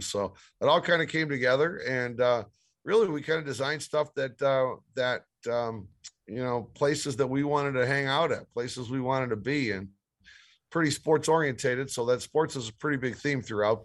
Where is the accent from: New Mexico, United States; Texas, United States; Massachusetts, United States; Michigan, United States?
Michigan, United States; Detroit; also born or lived in Las Vegas; I grew up in Detroit, um, have a business out of the Detroit area, and still